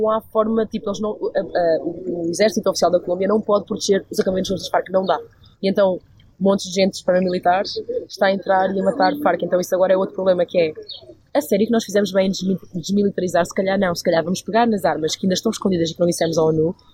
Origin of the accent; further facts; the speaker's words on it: Aveiro, Centro, Portugal; Sou de Aveiro. Aveiro. Não é bem norte, é tipo centro. Mas uh, cresci com pessoas que dizem muitas asneiras.